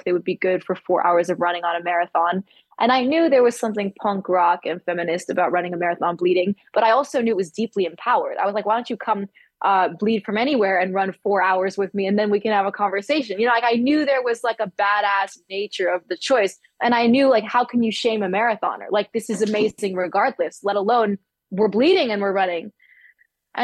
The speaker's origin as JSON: {"language": "English", "town": "New York City", "region": "New York", "country": "United States", "tie": "born or raised there", "said": "my parents encouraged my brother and sister and I growing up in Manhattan"}